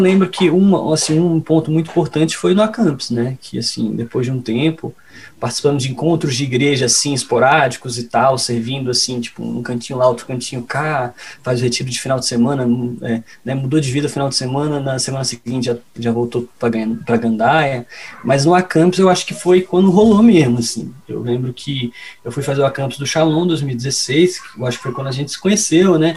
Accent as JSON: {"language": "Portuguese", "region": "Pernambuco", "country": "Brazil", "said": "meu pai é pernambucano, eu também sou pernambucano"}